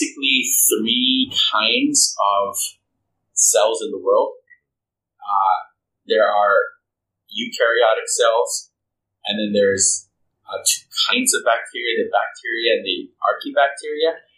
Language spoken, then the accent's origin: English; Philippines; moved away; I'm Filipino by birth, and Filipinos have Christianity of Catholicism in their blood